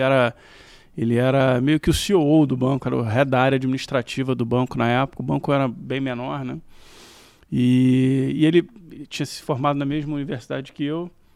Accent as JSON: {"language": "Portuguese", "region": "Rio de Janeiro", "country": "Brazil", "tie": "born or raised there", "said": "morei a vida inteira na Tijuca. E só eu e meus irmãos que nascemos no Rio, meus pais são de Minas também"}